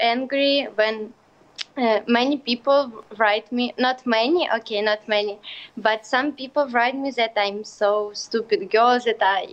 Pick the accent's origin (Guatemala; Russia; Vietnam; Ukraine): Ukraine; English is a second language; I'm from Ukraine.